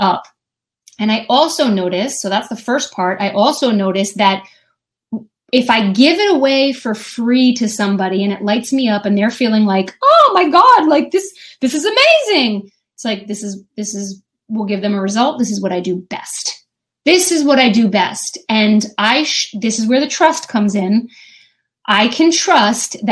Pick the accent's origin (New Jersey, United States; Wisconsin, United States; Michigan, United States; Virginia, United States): New Jersey, United States; I'm from New Jersey